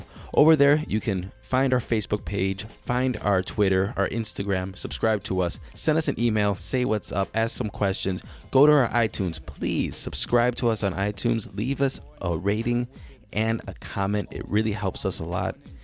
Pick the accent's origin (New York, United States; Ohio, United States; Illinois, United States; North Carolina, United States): Ohio, United States; Cleveland; I was born in Cleveland.